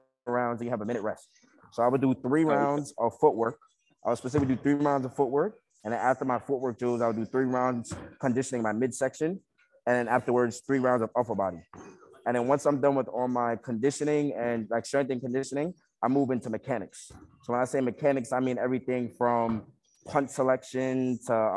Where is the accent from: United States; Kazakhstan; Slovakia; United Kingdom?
United States; Baldwin, New York; moved away as an adult; now in Syracuse, United States; representative of Long Island, New York. Straight from Baldwin